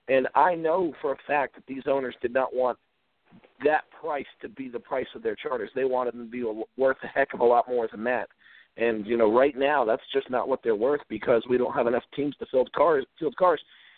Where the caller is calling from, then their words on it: Virginia, United States; in Virginia.